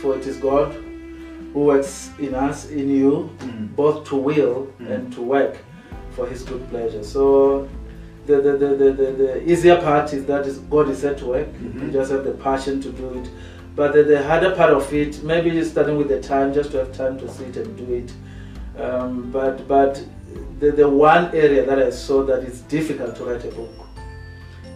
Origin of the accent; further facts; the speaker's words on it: Venda, Limpopo, South Africa; We come from Venda, all of us.